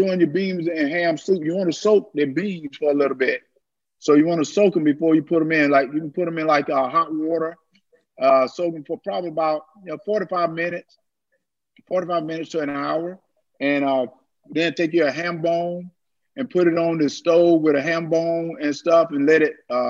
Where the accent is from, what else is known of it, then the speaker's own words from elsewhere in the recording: the South, United States; I grew up in the South